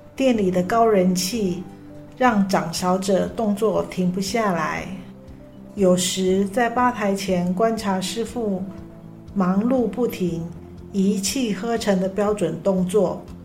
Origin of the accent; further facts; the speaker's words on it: northern Taiwan, Taiwan; moved away as an adult; now in Tainan, Taiwan; 我是北部长大的孩子